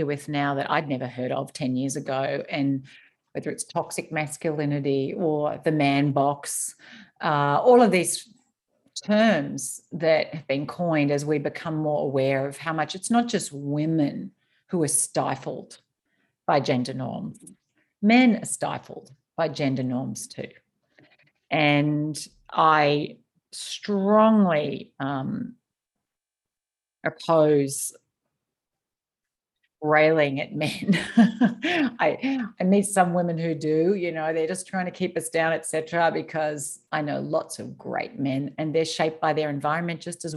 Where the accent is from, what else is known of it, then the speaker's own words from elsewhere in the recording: Australia; I grew up in Australia